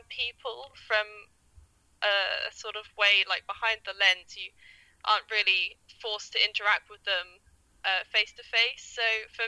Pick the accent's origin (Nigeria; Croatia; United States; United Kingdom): United Kingdom; England; I'm a photographer from England